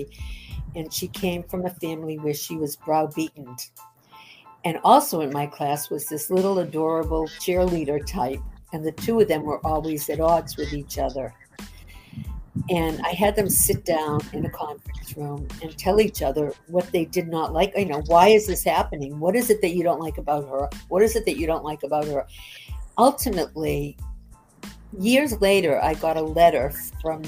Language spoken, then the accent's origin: English; Boston, Massachusetts, United States; I grew up in Boston, Mass